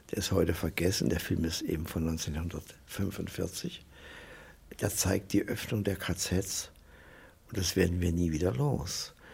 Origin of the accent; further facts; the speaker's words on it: Germany; now in Basel, Switzerland; Äh, ich komme aus einer Wahlheimat Basel. Äh, ich bin Deutscher, aber äh, war 44 Jahre in Basel.